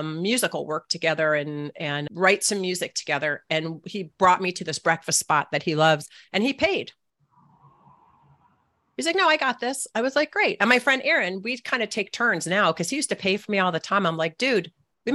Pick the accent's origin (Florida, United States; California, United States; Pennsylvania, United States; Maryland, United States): Maryland, United States; Annapolis; it's my hometown